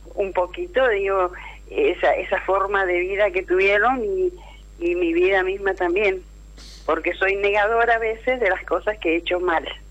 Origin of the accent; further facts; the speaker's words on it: Mendoza, Argentina; also born or lived in Punta Alta, Buenos Aires Province; yo estoy acá en Mendoza, soy nacida en Punta Alta, Bahía Blanca, eh, y bueno, desde chica estoy acá en Mendoza